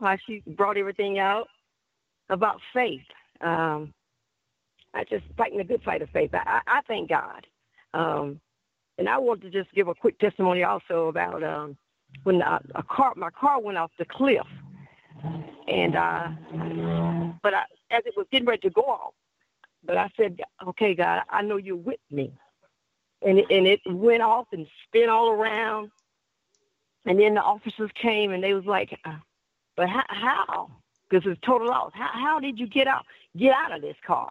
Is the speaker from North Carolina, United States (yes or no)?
yes; Asheville, North Carolina, United States; from Asheville, North Carolina